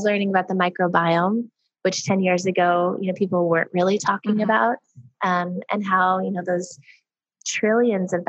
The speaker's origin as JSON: {"language": "English", "town": "Sedona", "region": "Arizona", "country": "United States", "tie": "born or raised there", "said": "we're from Sedona, Arizona, which is a very kind of hippie spiritual town. And we were lucky enough to grow up around a lot of different kinds of people and ways of thinking"}